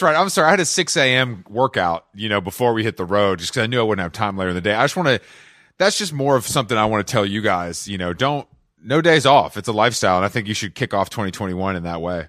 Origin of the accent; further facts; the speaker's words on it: Atlanta, Georgia, United States; I am from Atlanta